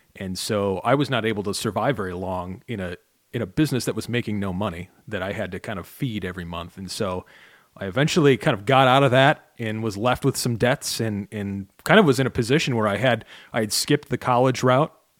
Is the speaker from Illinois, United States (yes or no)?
yes; Chicago, Illinois, United States; now in Michigan, United States; I grew up in Chicago, which is basically straight across the lake